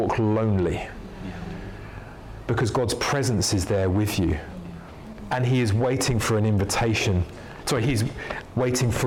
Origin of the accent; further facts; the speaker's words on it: London, United Kingdom; also born or lived in Ealing, London / Leeds; I was born in North London in Camden